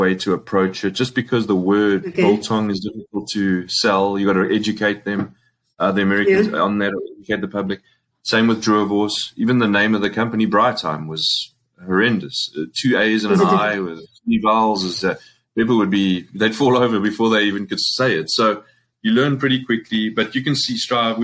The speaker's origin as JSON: {"language": "English", "town": "Springs", "region": "Gauteng", "country": "South Africa", "also_born_or_lived": "New York", "moved": "yes", "lives_now": "United States", "said": "I'm from Springs, proudly from Springs"}